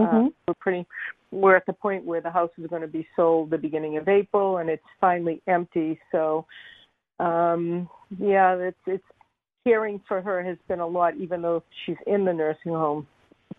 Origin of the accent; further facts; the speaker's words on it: Brookline, Massachusetts, United States; now in Reading, United States; I'm in Reading, but I was born in Brookline